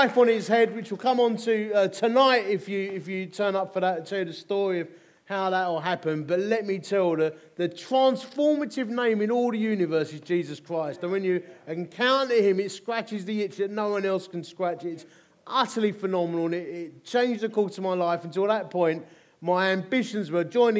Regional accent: Dagenham, London, United Kingdom; I'm from Essex. Born in Romford. Well, officially it was Dagenham

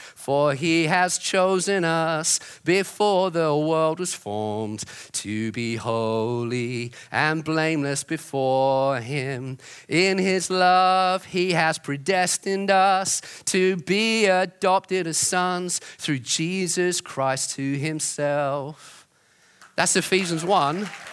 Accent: Brighton, South East England, United Kingdom; growing up in Brighton

